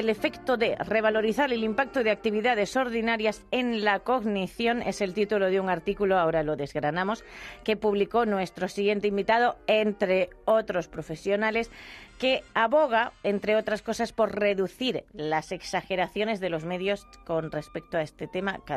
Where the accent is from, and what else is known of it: Extremadura, Spain